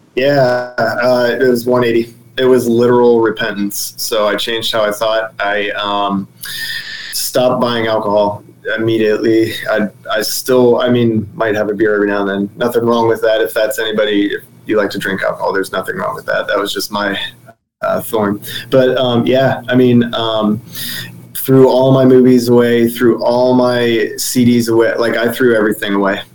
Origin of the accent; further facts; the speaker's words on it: Dover, Ohio, United States; moved away as an adult; also born or lived in Cleveland, Ohio / Kent, Ohio; now in Sarasota, United States; moved back to my hometown to be closer to family